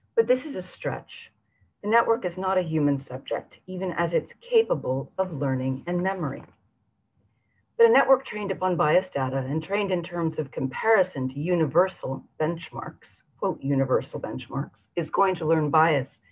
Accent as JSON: {"language": "English", "town": "San Francisco", "region": "California", "country": "United States", "tie": "born or raised there", "said": "my hometown of San Francisco"}